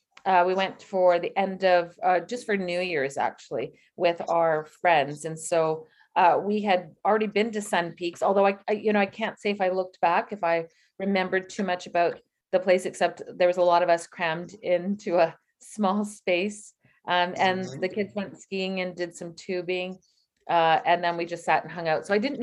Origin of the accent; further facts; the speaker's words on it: British Columbia, Canada; born there; I was born in British Columbia.